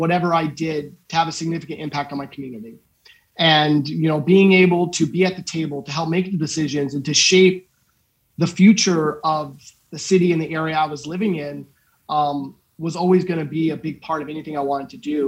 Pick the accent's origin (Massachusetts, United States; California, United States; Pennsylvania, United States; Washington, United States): California, United States; Riverside; I'm from Riverside